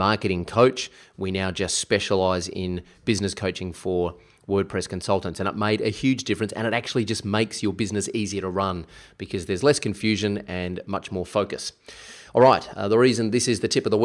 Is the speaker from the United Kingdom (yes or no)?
no; South Australia, Australia; moved away; I'm actually here in my hometown of South Australia